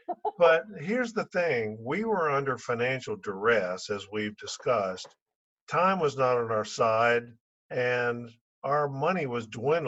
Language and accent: English; Atlanta, Georgia, United States; sitting in the stands watching our kids play sports when we were growing up in Atlanta.